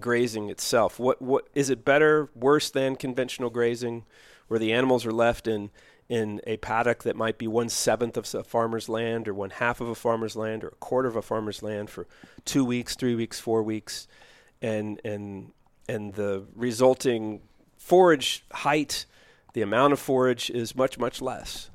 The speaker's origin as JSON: {"language": "English", "town": "Louisville", "region": "Kentucky", "country": "United States", "tie": "born or raised there", "also_born_or_lived": "Los Angeles", "moved": "as an adult", "said": "Born in Louisville, Kentucky"}